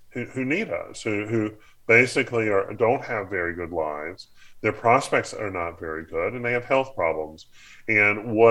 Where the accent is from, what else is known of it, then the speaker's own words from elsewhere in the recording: the South, United States; I grew up in the South. I grew up uh, in a church environment, and so this certainly speaks to me.